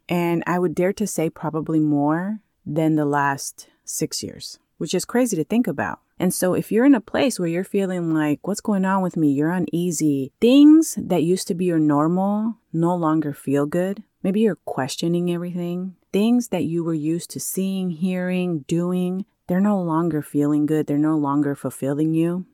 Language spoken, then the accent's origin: English; California, United States; moved away as an adult; now in Maui, United States; I grew up in California and literally lived just within the cities next to each other every time I moved